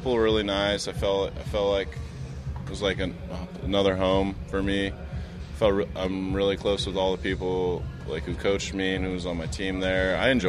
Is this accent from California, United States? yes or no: yes; Newark, California, United States; Grew up in Newark. I loved it.